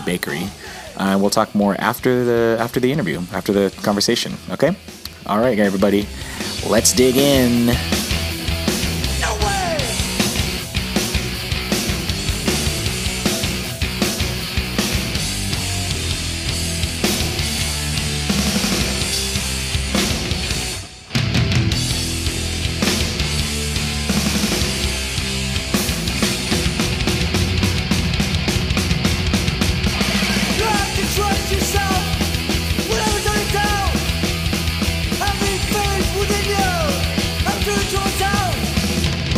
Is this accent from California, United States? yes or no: yes; San Diego, California, United States; also born or lived in Missouri; San Diego, mostly San Diego.